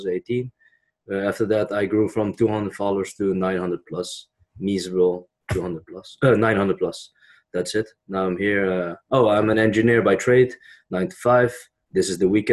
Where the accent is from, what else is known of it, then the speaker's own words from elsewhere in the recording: Netherlands; I was born in the Netherlands